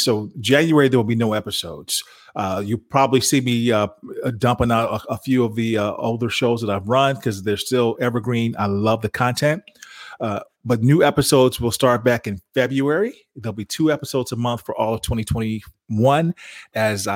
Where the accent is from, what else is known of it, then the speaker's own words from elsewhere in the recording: Chicago, Illinois, United States; now in Texas, United States; I'm from Chicago and I live in Texas now